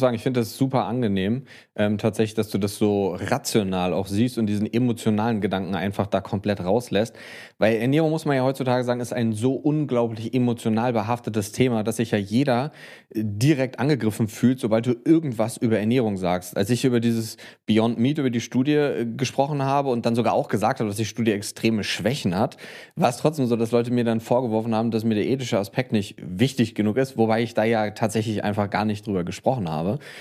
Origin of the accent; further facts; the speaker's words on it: Bonn, North Rhine-Westphalia, Germany; Promotion hier tatsächlich in meiner Heimatstadt in Bonn